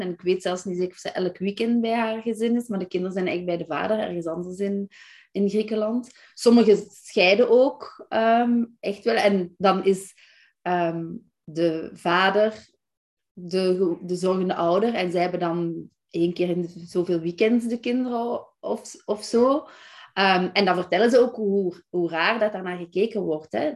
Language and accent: Dutch; Belgium; moved away as an adult; now in Netherlands; ik ben Belgische